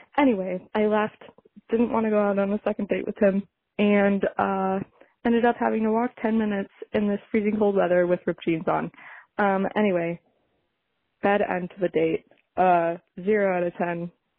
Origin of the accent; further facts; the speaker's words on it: Ann Arbor, Michigan, United States; I'm from Ann Arbor, Michigan.